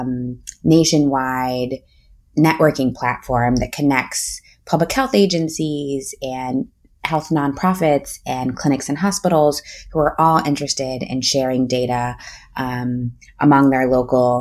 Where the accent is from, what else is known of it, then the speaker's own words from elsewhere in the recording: Akron, Ohio, United States; I grew up in Akron, Ohio